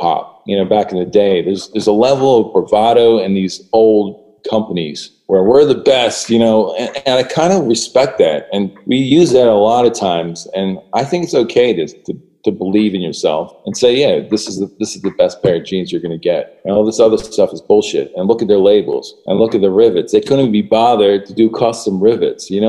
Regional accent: Philadelphia, Pennsylvania, United States; coming from Philadelphia

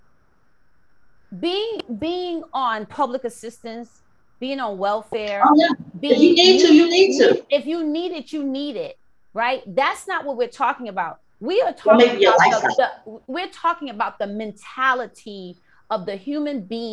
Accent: New York City, New York, United States; someone that I grew up with in the Bronx, in South Bronx, on 169 and Webster.

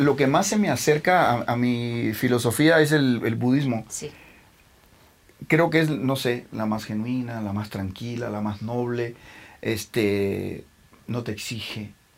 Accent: Cuba; moved away as an adult; also born or lived in Milan, Italy; now in Mexico; soy cubano, pero y por más que crecí en Cuba, bueno, me salí muy joven, me salí a los 22 y me fui a vivir a Italia, a Milán

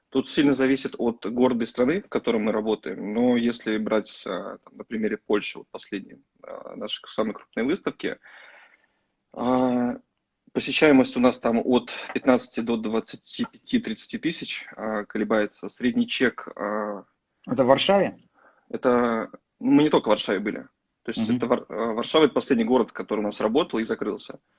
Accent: Saratov, Saratov Oblast, Russia

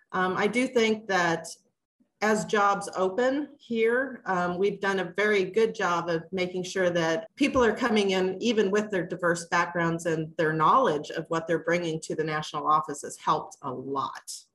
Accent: Kansas City, Missouri, United States; also born or lived in Duluth, Minnesota, United States; I've been down in Kansas City since, I don't know, I was about eight, nine, ten years old in that area. Um, we were in Kansas for just a little bit, got wiped out by a tornado, and ended up in Missouri. And I've been here ever since

